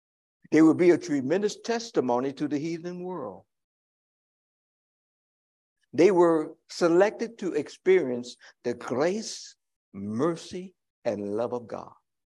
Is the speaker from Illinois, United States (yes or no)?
yes; Chicago, Illinois, United States; I live in Chicago. Check out the boundaries. It's the whole idea of the metropolitan Chicago. I am a Chicagoan.